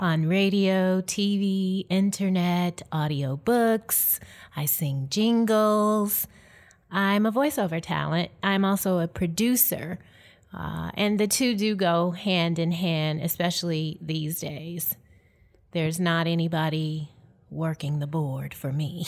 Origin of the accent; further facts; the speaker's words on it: Detroit, Michigan, United States; moved away as an adult; also born or lived in Atlanta, Georgia; I'm from Detroit, Michigan, originally